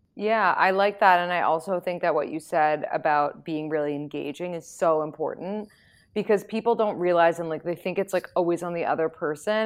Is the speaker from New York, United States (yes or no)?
yes; New York City, New York, United States; I'm from New York City